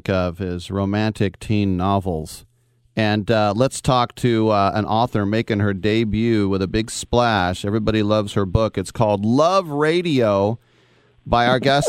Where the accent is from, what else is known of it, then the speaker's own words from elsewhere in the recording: Oakland, California, United States; I'm from the Oakland area